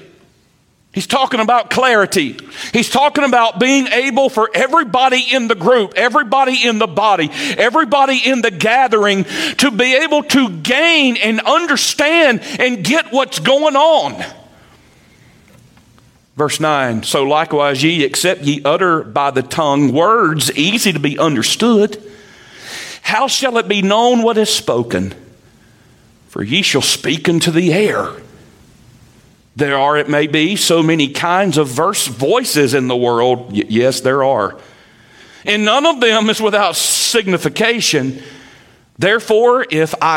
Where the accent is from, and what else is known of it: Eastern North Carolina, United States; accent: redneck; first language English